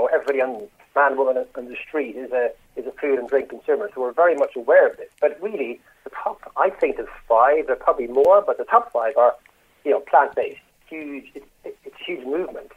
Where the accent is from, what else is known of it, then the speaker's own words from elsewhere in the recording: Ireland; moved away as an adult; also born or lived in United Kingdom; I'm obviously Irish